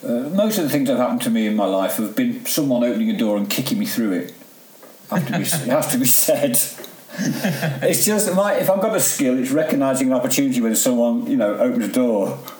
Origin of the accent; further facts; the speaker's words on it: Derby, East Midlands, United Kingdom; also born or lived in Staffordshire / Cheshire; Well, all around really, but a lot the Midlands mainly, Derbyshire, Staffordshire, Cheshire. That, you know, we moved around quite a lot, but I settled in Derby towards the end of my home life.